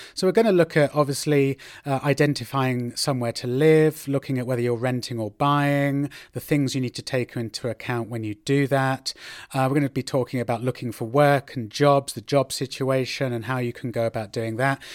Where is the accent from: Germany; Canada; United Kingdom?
United Kingdom; now in Madrid, Spain; I'm a British guy uh, living right here in the Spanish capital, in Madrid